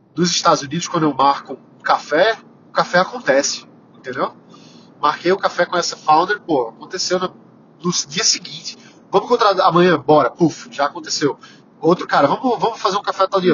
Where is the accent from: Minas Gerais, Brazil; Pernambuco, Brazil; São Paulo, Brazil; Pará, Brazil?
Pernambuco, Brazil; Recife; eu sou pernambucano, sou recifense, adoro ser recifense